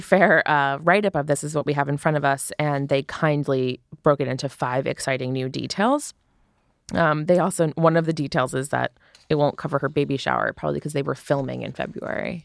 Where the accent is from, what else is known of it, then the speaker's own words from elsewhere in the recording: United States; an American